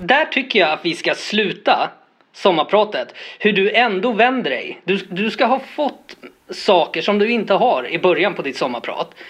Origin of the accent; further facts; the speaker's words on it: Botkyrka, Stockholm County, Sweden; jag är uppvuxen i Botkyrka och var den här lilla Stockholmskillen med caps.